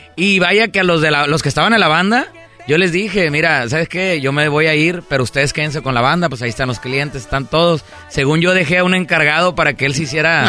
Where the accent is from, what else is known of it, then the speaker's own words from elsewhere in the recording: Monterrey, Nuevo León, Mexico; yo soy de Monterrey, Nuevo León